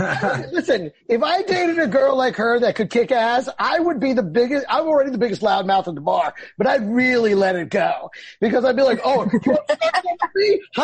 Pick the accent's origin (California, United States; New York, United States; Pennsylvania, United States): California, United States; San Jose; Because I was born in San Jose, too. I'm also Mexican, Latino.